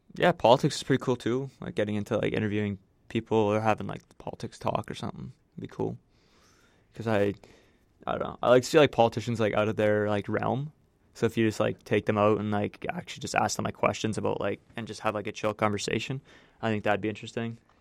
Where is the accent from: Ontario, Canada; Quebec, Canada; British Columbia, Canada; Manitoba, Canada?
Manitoba, Canada; I'm from the small town of Bossier, Manitoba.